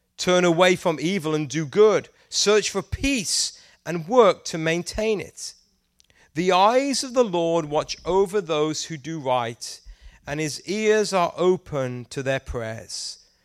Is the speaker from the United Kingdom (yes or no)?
yes; England, United Kingdom; moved away; I'm from England and we don't eat very much Mexican food in England